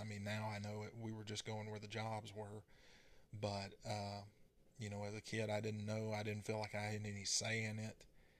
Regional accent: Texas, United States; born there; So, I was born in East Texas, and my dad worked in the oil field, and we moved 4 times before I reached the 5th grade.

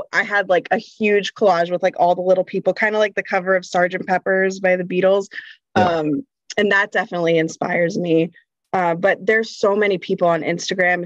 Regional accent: central New Jersey, United States; I'm from New Jersey. Born and raised in New Jersey

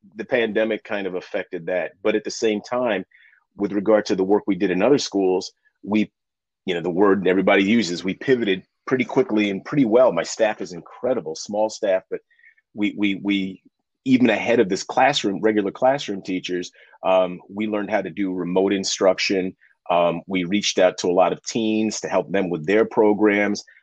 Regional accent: New York City, New York, United States; born or raised there; now in Hudson Valley, New York, United States

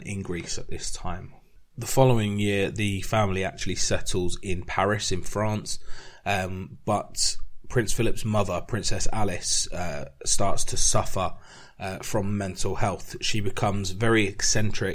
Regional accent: England, United Kingdom; being English

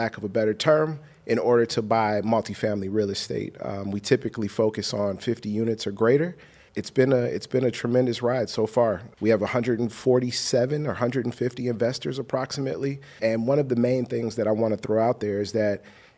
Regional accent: Chicago, Illinois, United States; now in Los Angeles, United States; I'm from Chicago

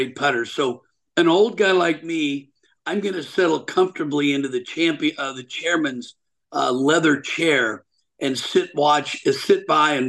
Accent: Portland, Oregon, United States; I'm from Portland, Oregon, originally

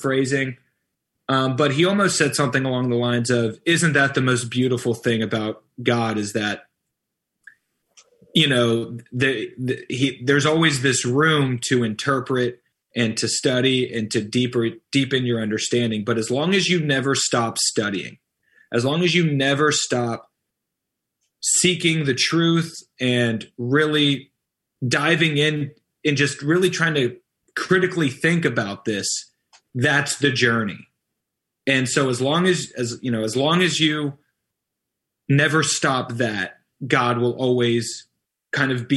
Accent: Atlanta, Georgia, United States; now in Nashville, United States; So I'm from Atlanta, Georgia.

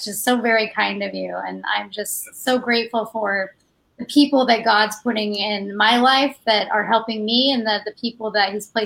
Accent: Mesa, Arizona, United States; Uh, Mesa, Arizona.

